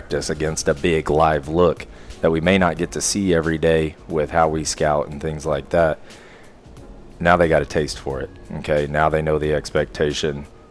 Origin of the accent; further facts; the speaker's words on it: Oklahoma City, Oklahoma, United States; I'm born and raised in Oklahoma City.